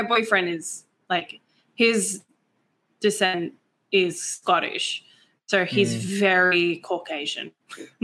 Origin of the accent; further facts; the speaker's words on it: Australia; I'm 100% Australian